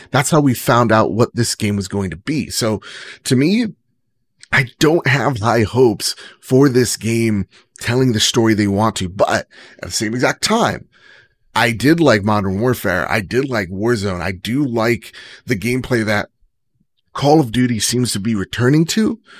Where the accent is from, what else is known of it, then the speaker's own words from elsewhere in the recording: New Jersey, United States; I'm from Jersey.